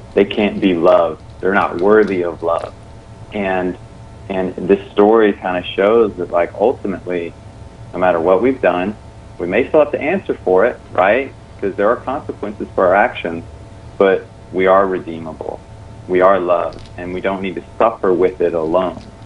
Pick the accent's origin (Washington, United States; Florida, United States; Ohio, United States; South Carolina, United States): South Carolina, United States; I grew up in the South, in South Carolina